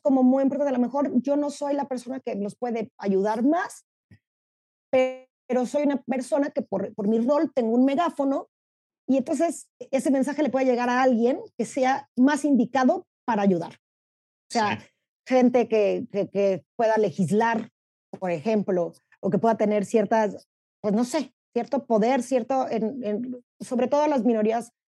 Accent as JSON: {"language": "Spanish", "country": "Mexico", "said": "soy mexicana"}